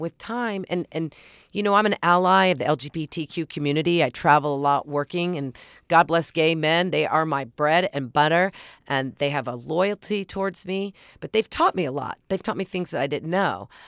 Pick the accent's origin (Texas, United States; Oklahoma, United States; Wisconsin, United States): Oklahoma, United States; moved away; I grew up in Oklahoma